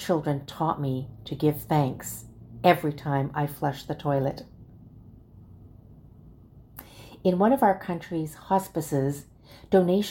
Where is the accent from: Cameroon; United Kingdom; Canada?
Canada; Calgary, Alberta; As Lutherans growing up in Calgary, Alberta